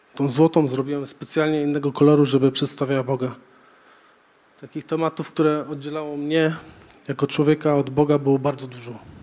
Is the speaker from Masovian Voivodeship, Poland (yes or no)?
no; Żory, Silesian Voivodeship, Poland; wychowałem się w kościele, w zasadzie wolnych chrześcijan w Żorach